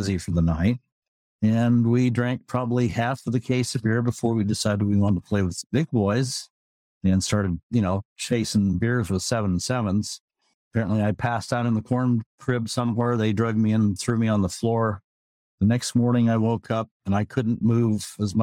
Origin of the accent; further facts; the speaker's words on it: South English, Iowa, United States; also born or lived in Sigourney, Iowa / Tacoma, Washington / Gig Harbor, Washington; now in Everett, United States; typical Iowa farm boy